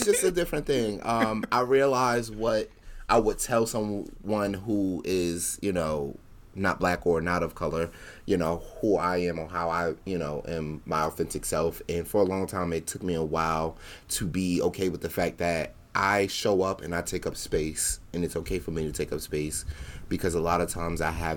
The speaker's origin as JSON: {"language": "English", "region": "New Jersey", "country": "United States", "said": "I'm from Jersey"}